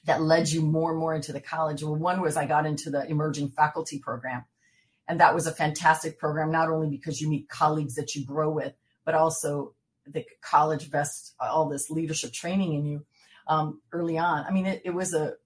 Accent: San Francisco, California, United States; my hometown of San Francisco.

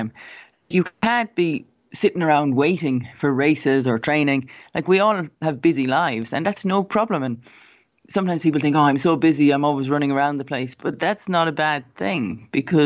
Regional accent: Cobh, Munster, Ireland; moved away as an adult; also born or lived in United States; we're both from Cove, and, you know, that's the thing. If you're from Cove, then you have a connection automatically. And like, I didn't really know Trevor when I was growing up

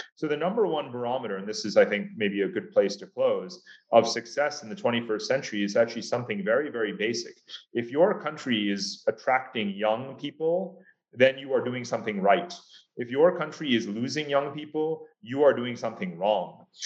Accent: United States; as an American

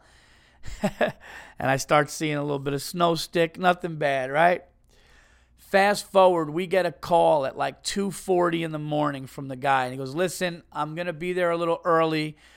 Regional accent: New York, United States; a New Yorker, an East Coast guy

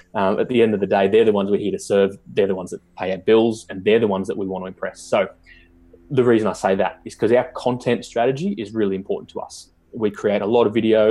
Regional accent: Newcastle, New South Wales, Australia; I'm from Newcastle, the hometown of the Knights

